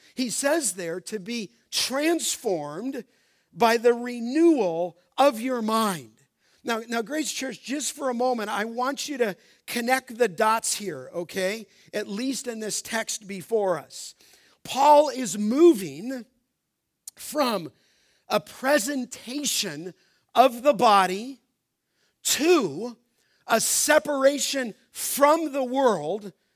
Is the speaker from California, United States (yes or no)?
yes; Los Angeles, California, United States; When I was a young boy growing up in Los Angeles